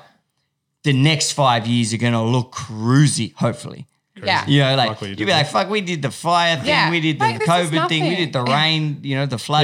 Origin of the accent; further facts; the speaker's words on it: France; now in Australia; I grew up in France